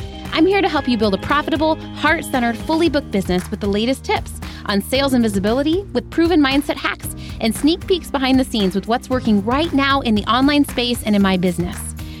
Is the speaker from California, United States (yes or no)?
yes; Chula Vista, California, United States; I grew up in West Chula Vista. I live in East Chula Vista now